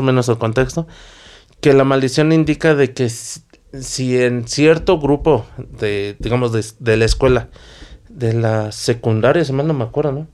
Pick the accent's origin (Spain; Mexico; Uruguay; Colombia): Mexico; somos mexicanos, al menos nosotros